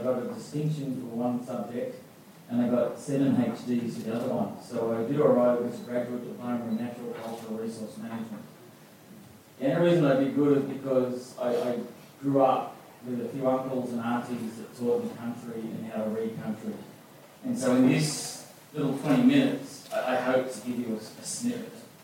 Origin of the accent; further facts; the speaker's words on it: Gundungurra country, New South Wales, Australia; I'm from Bindungra country.